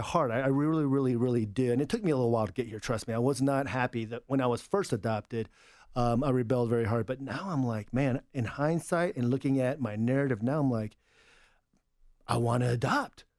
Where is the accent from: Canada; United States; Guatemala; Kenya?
United States; also born or lived in Suwon, South Korea; I'm pretty American. I identify as, uh, as an American